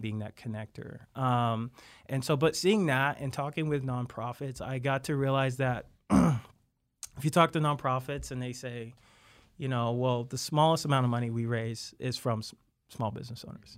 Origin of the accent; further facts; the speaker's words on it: Wamego, Kansas, United States; I was from Wamigo, Kansas, right outside of Manhattan